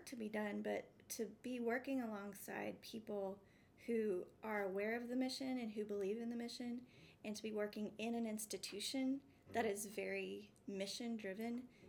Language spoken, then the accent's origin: English; Abernathy, Texas, United States; moved away as an adult; also born or lived in Boston; now in St. Louis, United States; I grew up in Texas. Yes. I grew up in West Texas, between Lubbock and Amarillo, in a little town called Abernathy.